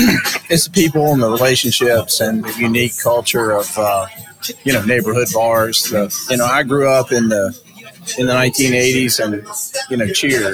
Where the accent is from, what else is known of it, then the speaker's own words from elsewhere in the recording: New Orleans, Louisiana, United States; I grew up in New Orleans.